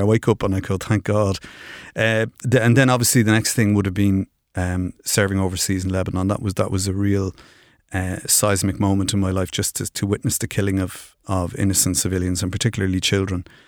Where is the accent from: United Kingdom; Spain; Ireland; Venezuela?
Ireland; Dublin, Leinster; I grew up in Finglas